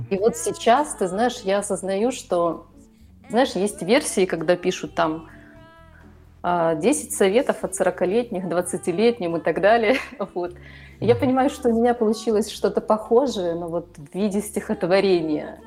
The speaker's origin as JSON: {"language": "Russian", "country": "Ukraine", "tie": "born or raised there", "moved": "as an adult", "lives_now": "Budapest, Hungary", "said": "Я родилась и выросла в Украине. Последние 8 лет проживаю в Будапеште."}